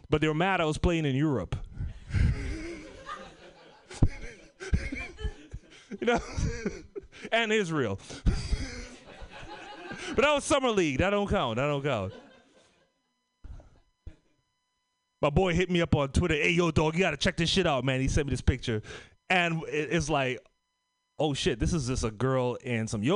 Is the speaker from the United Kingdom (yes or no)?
no; Trinidad & Tobago; moved away; also born or lived in Oakland / Bay Area